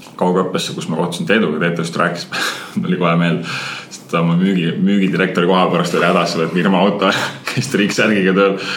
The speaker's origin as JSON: {"language": "Estonian", "region": "Saare County", "country": "Estonia", "tie": "born or raised there", "said": "täiesti tavaline Saaremaa poiss. vanaema kasvatas mind ülesse"}